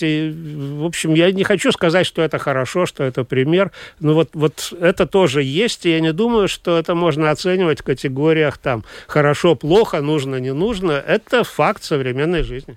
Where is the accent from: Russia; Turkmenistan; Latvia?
Latvia; first language Russian; я гражданин Латвии, я родился и прожил здесь всю жизнь, но мой родной язык русский